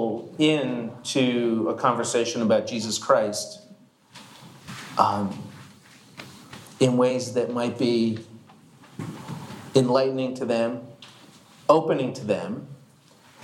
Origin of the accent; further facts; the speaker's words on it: Marlton, New Jersey, United States; I grew up young in the Marlton area in New Jersey